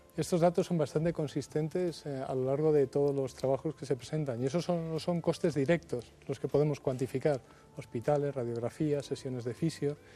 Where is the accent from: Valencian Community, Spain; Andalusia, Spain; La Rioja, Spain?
La Rioja, Spain; Logroño; Yo nací en Logroño